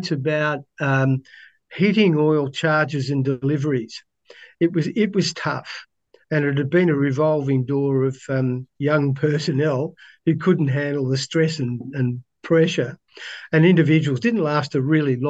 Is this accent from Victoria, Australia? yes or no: yes; Melbourne, Victoria, Australia; I grew up in Melbourne